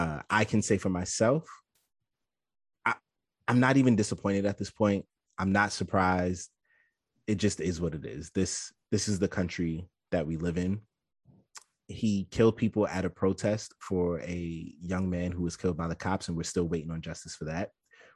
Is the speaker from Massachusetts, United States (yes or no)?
no; New York City, New York, United States; I'm not from Manhattan.